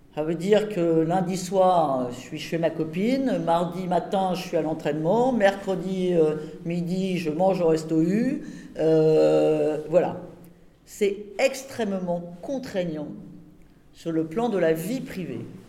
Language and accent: French; Rouen, Normandy, France; je suis de Rouen